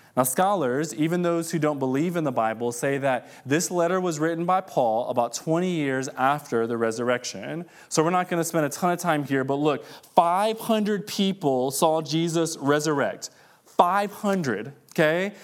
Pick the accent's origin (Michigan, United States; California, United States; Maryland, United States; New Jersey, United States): Michigan, United States; Detroit; moved away; I'm from Detroit originally, and, uh, I grew up in the hood